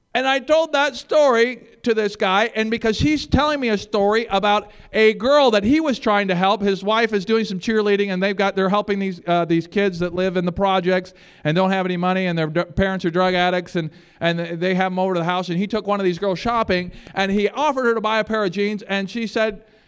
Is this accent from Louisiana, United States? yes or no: no; Michigan, United States; moved away; I'm from Michigan